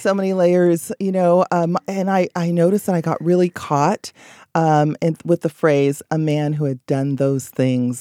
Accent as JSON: {"language": "English", "country": "Belize", "moved": "yes", "said": "I'm from Belize, so I go there quite frequently, several times a year, just to be with family"}